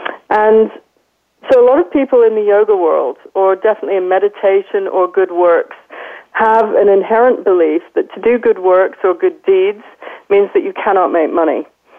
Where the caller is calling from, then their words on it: London, United Kingdom; I'm calling from London today, London, UK.